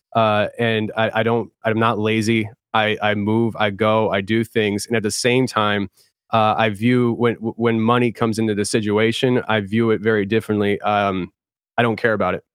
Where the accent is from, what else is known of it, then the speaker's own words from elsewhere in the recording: Philadelphia, Pennsylvania, United States; I'm from Philly, so it's, like, you kinda rough around the edges